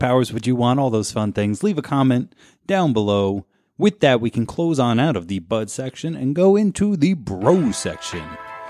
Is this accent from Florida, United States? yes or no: no; New Jersey, United States; I came from New Jersey. I've seen tight roads.